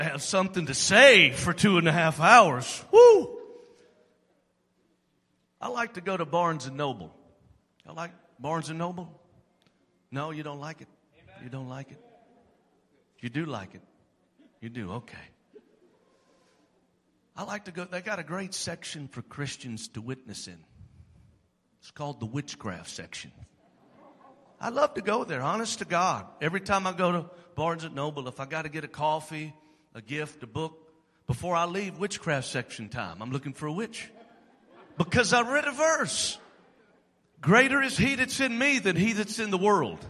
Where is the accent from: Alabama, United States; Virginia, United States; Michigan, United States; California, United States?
Alabama, United States; I'm from Alabama